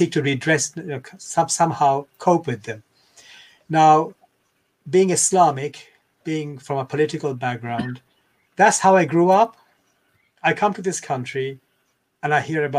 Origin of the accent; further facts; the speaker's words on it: Bangladesh; now in England; I was born in Bangladesh